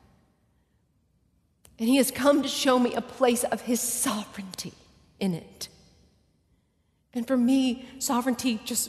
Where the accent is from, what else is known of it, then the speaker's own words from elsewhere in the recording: Texas, United States; I'm from Texas, and we talk a lot